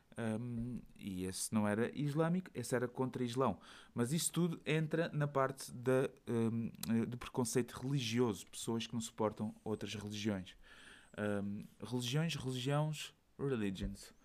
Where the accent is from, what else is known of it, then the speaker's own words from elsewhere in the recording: Portugal; moved away as an adult; now in Belgium; eu disse que era de Portugal